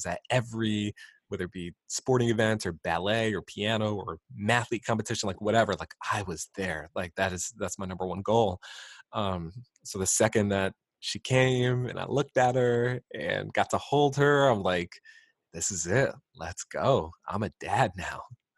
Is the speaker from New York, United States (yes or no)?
yes; Queens, New York, United States; growing up in Queensbury, out in Queens Victoria's Grand, like, I love being able to ride bikes through the trails